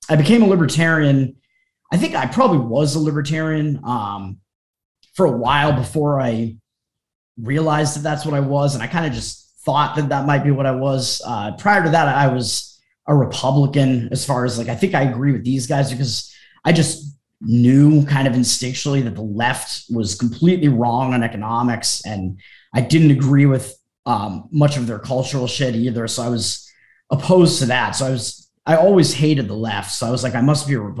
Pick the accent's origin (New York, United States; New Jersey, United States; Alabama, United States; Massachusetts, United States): Massachusetts, United States; also born or lived in Boston area; I grew up in Massachusetts. I'm still in Massachusetts. I've been like on the South Shore of Massachusetts for most of my life